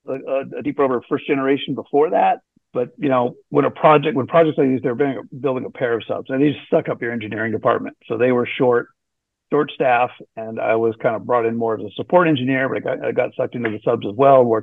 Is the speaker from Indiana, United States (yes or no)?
no; Hawaii, United States; moved away; also born or lived in Santa Barbara, California; I was born and raised in Hawaii